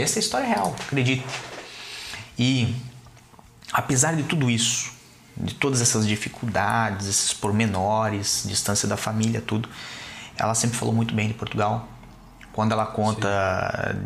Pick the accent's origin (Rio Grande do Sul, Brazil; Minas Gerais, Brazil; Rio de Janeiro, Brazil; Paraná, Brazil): Paraná, Brazil; Curitiba; moved away; also born or lived in Balneário Camboriú; Eu sou de Curitiba, Curitiba. mas morava em Balneário Camboriú.